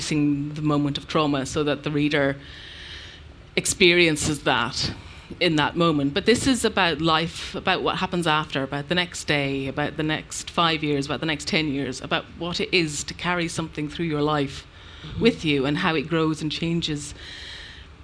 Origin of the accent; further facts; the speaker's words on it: Ireland; moved away; also born or lived in London; I am an Irish person and an Irish writer.